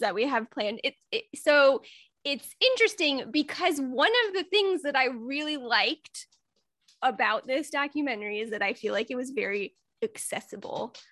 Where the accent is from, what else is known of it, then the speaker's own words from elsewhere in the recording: Midwest, United States; I'm from the Midwest.